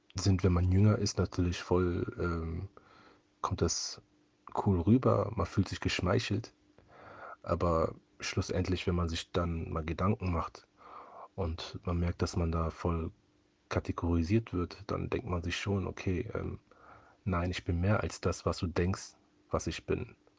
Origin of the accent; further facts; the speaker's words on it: Cologne, North Rhine-Westphalia, Germany; Ich bin halt hier in Köln aufgewachsen und lebe auch hier in Köln